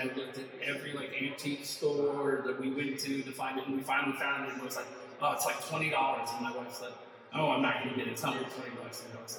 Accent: Ireland; But yeah, but the thing is like, I'm an Irish boy.

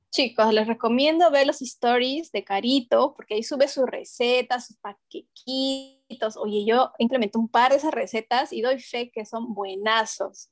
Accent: Huancayo, Junín, Peru; moved away; veníamos de una familia grandota en, mi Huancayo, que es mi tierra natal

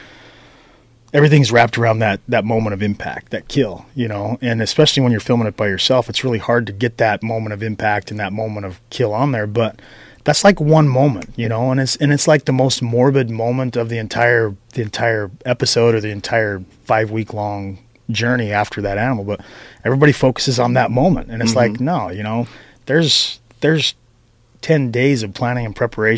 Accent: Moore, Idaho, United States; I grew up right in Moore, went to school in Mackey and Arco.

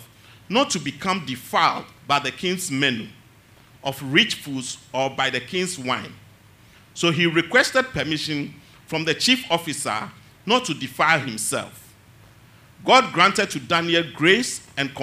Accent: Tema, Greater Accra, Ghana; Growing up in Tema

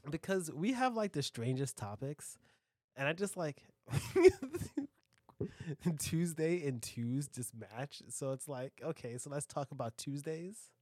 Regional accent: United States; I'm an American

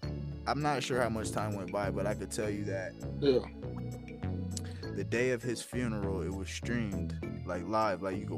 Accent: Ohio, United States; moved away; also born or lived in Colorado / Atlanta; I grew up in Ohio, half my life in Ohio, half my life in Colorado.

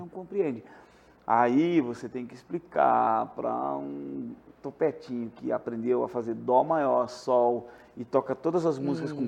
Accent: Porto Alegre, Rio Grande do Sul, Brazil; now in Santa Catarina, Brazil; eu sou de Porto Alegre

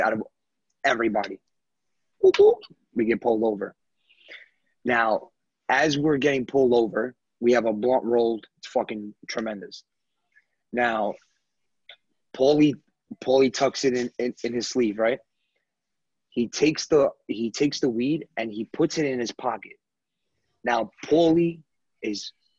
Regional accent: United States; I'm American

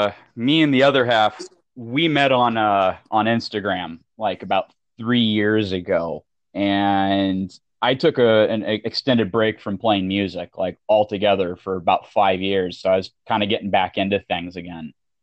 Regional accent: Avoyelles Parish, Louisiana, United States; accent: Southern; also born or lived in North Texas; now in Arizona, United States; But I'm from Avoyelles Parish in Louisiana.

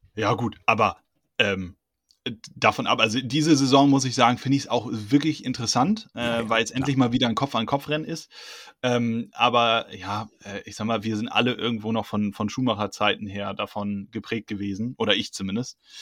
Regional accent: Hunsrück, Rhineland-Palatinate, Germany; ich komme aus dem Hunsrück

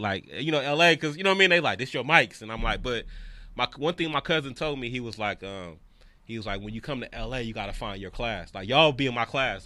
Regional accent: the Bay Area, California, United States; moved away as an adult; now in Los Angeles, United States; I was from the Bay

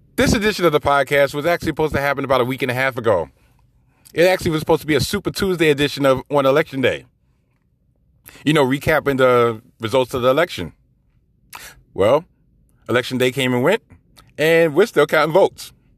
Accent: New York City, New York, United States; I'm from New York City, I live in New York City, and I currently work in New York City

